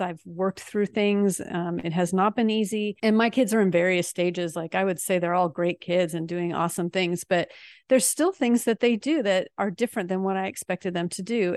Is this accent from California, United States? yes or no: no; Seattle, Washington, United States; moved away as an adult; also born or lived in France; now in North Texas, United States; we're actually from Seattle, but we are exiled in sweaty Texas right now